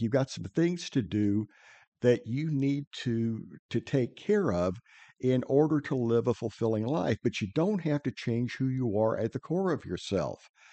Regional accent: Midwest, United States; moved away; I'm originally from the Midwest

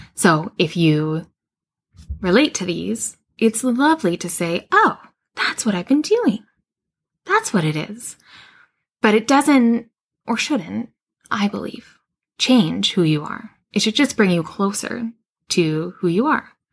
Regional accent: Western Canada, Canada; now in West Coast, Canada; I grew up in Western Canada and then moved to the West Coast, which is where I live now.

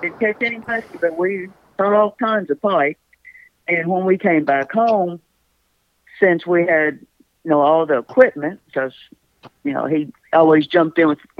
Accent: Kentucky, United States; Different place, not up here close to the lake, probably 150 miles away from here, but still in Kentucky.

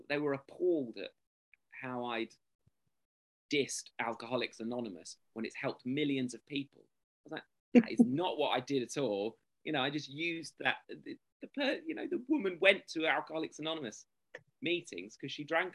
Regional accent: England, United Kingdom; I'm English

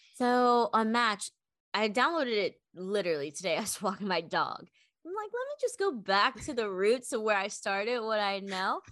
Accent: Maryland, United States; moved away as an adult; now in Austin, United States; I am an East Coast girl through and through, originally from Maryland

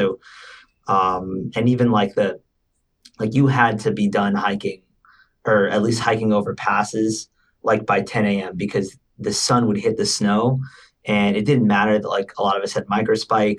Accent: Northeast, United States; So I'm from the Northeast. These are like the only mountains that I know up over here.

